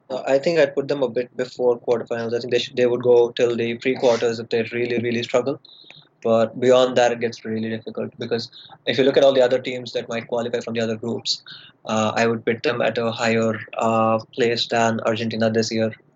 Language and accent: English; India; I'm uh, from India.